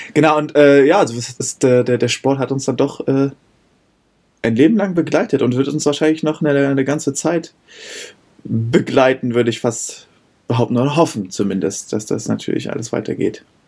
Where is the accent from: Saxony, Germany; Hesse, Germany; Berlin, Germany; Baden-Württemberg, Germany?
Berlin, Germany; moved away; also born or lived in Heidelberg; ich bin gebürtiger Berliner und habe das Rugby-Spielen auch beim Berliner Rugby Club